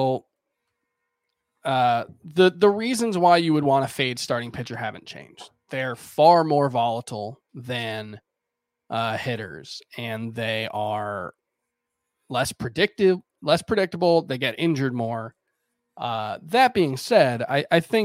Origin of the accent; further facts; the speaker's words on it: South Florida, United States; moved away as an adult; now in New York, United States; I moved to New York from South Florida, where I lived my entire life